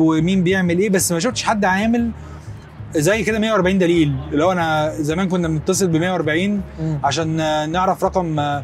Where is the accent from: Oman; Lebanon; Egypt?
Egypt; احنا كمصريين